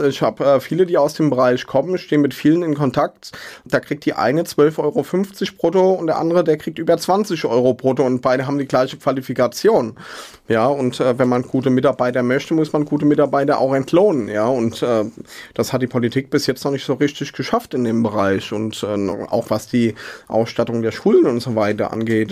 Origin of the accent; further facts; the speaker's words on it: Mainz, Rhineland-Palatinate, Germany; ich bin in Hechtsheim aufgewachsen, bin in Mainz geboren